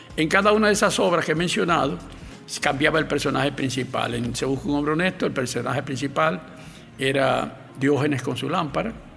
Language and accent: Spanish; Santiago de los Caballeros, Santiago, Dominican Republic; Nací en Santiago de los Caballeros, como he dicho, un 5 de junio de 1931